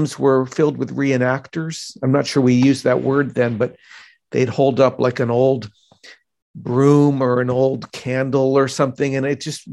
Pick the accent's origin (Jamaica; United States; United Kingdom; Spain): United States; Providence, Rhode Island; also born or lived in Boston, Massachusetts; I grew up in Boston and in Providence, Rhode Island